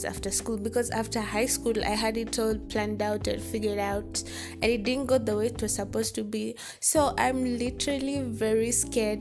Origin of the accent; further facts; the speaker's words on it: Kenya; I'm from Kenya